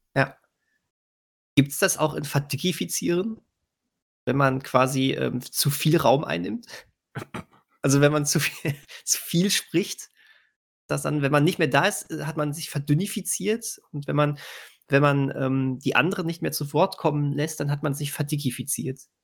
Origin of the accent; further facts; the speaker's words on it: Bönen, North Rhine-Westphalia, Germany; Ich komme aus Böhnen. Die Straßen hier sind ein Traum.